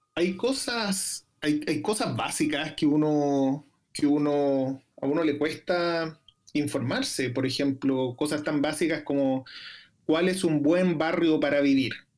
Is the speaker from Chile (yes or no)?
yes; Chile; moved away